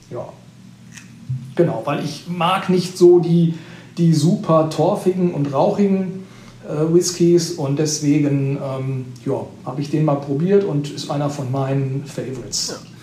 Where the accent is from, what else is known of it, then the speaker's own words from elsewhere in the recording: Sauerland, North Rhine-Westphalia, Germany; moved away; also born or lived in Allgäu; Also ich komme gebürtig aus dem, aus dem Sauerland